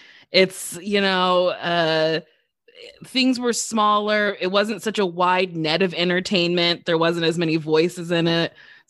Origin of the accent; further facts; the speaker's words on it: New Jersey, United States; I'm from New Jersey